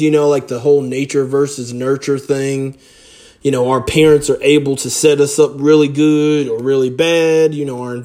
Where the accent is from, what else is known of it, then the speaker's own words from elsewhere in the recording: South Florida, United States; growing up in South Florida on the beach